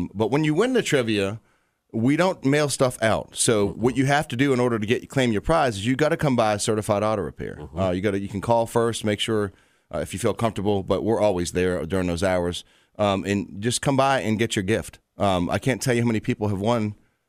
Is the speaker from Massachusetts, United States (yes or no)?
yes; Boston, Massachusetts, United States; now in Richmond, United States; I'm from Boston, so I'm city boy at the beginning. Don't hate me, Richmond, because I was young when I came down here. This is Boston's my original home, but this is my real home.